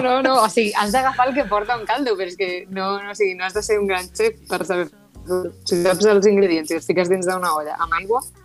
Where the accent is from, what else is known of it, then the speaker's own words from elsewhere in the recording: Tarragona, Catalonia, Spain; soc de Sant Pere Carreu